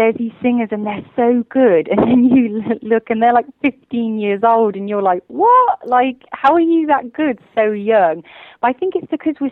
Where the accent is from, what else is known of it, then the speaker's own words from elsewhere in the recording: Worcester, West Midlands, United Kingdom; moved away as an adult; now in London, United Kingdom; I'm not originally from London. I'm from a smaller place in the West Midlands called Worcester, and all my family still live there, but I actually moved to London to study.